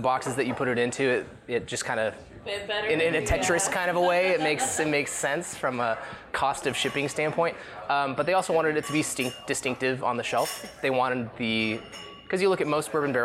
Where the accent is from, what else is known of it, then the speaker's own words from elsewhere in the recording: Puyallup, Washington, United States; now in Los Angeles, United States; I live here in LA, but I'm from Puyallup, Washington originally